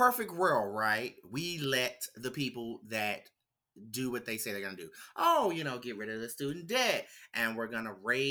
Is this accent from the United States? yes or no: yes; the South, United States; me growing up in the South